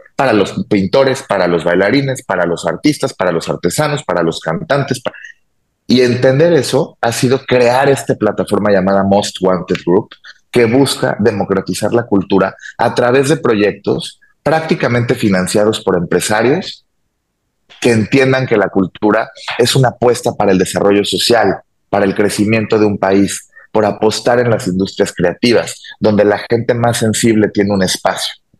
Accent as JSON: {"language": "Spanish", "country": "Mexico", "said": "De México"}